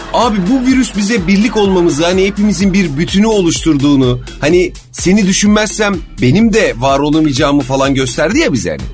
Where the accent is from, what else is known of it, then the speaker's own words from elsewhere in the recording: Turkey; ben bu memlekette doğdum, büyüdüm